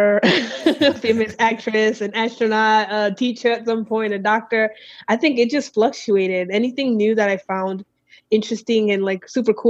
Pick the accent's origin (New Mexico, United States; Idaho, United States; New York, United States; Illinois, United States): New York, United States; New York City; moved away as an adult; now in Phoenix, United States; I'm from Brooklyn, New York. That's where I was raised